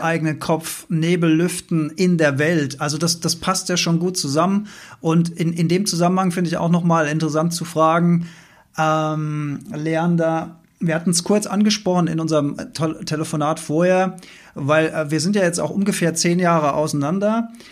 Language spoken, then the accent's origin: German; Germany; ich bin ja als, als Deutscher mit dem Mindset aufgewachsen, dass Deutschland ein sehr grünes Land ist